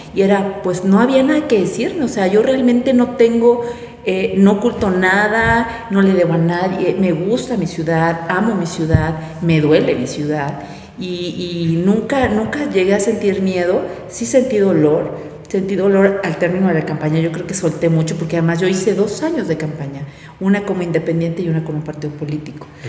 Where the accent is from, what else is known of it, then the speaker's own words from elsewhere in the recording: Puebla, Mexico; lo que yo vivía en mi colonia, lo que yo vivía como poblana y como ciudadana